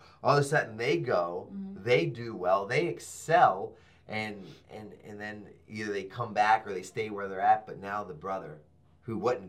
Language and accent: English; Baltimore, Maryland, United States; I'm a skater from Baltimore City